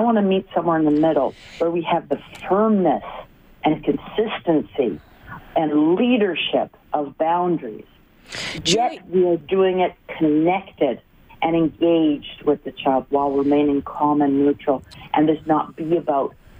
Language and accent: English; Vancouver, British Columbia, Canada; I'm from Vancouver, BC, and I'm in Ontario, in Ottawa and Toronto, doing training